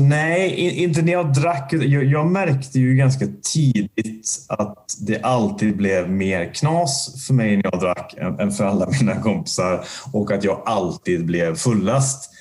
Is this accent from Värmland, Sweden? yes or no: yes; Värmland, Sweden; now in Gothenburg, Sweden; jag är ju inte göteborgare från början. Jag är ju uppväxt i en, i en värmländsk liten eh, bruksort